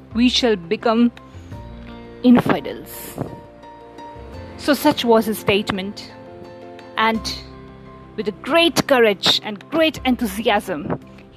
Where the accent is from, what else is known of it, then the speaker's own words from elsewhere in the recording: India; as an Indian